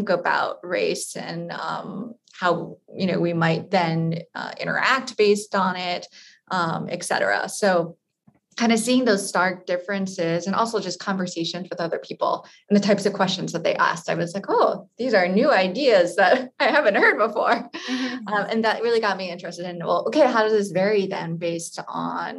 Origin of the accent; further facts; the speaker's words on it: Hawaii, United States; I actually was born and raised in Hawaii